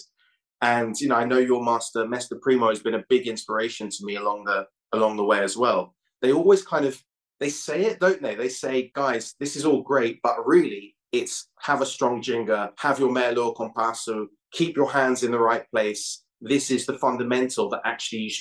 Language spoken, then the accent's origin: English; London, United Kingdom; I grew up in London.